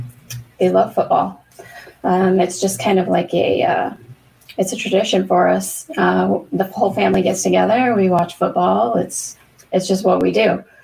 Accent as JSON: {"language": "English", "town": "Longmont", "region": "Colorado", "country": "United States", "tie": "born or raised there", "moved": "yes", "lives_now": "California, United States", "said": "I grew up in Colorado, Longmont, Colorado, actually."}